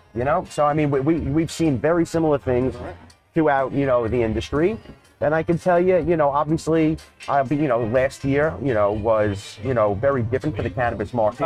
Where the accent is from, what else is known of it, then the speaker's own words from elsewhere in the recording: New York, United States; Growing up in New York and the East Coast